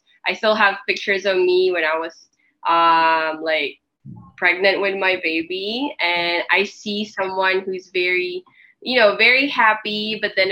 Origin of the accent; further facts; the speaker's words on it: Philippines; moved away as an adult; also born or lived in Korea; I was born and raised here in the Philippines